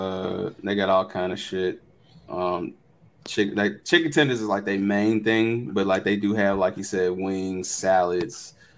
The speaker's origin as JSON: {"language": "English", "town": "Memphis", "region": "Tennessee", "country": "United States", "said": "I'm from Memphis."}